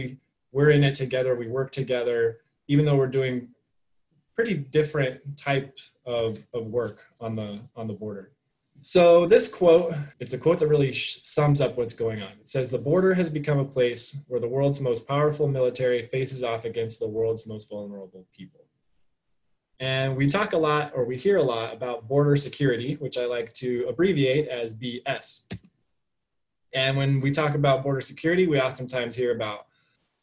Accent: Flagstaff, Arizona, United States; now in Tucson, United States; I'm from Arizona, but I'm from Northern Arizona.

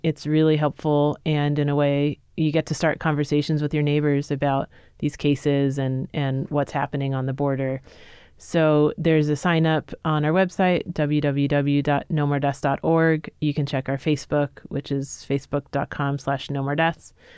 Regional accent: New York City, New York, United States; moved away; I'm originally a New Yorker, grew up, you know, knowing that I was in a city

